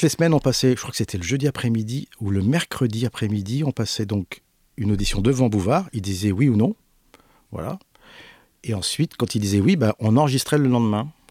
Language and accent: French; Paris, Île-de-France, France; Je suis né à Paris, j'ai pas d'accent